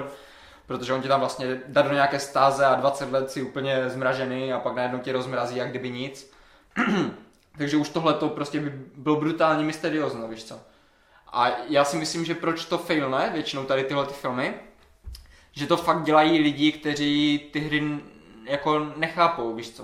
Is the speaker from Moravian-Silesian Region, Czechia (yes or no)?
yes; Havířov, Moravian-Silesian Region, Czechia; já třeba pocházím z Havířova, mm-hmm. nebo jako z vesnice u Havířova